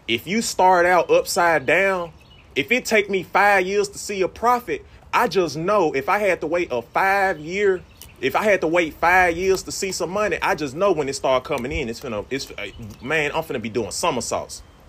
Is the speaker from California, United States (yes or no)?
no; Mississippi, United States; moved away; I'm from Mississippi originally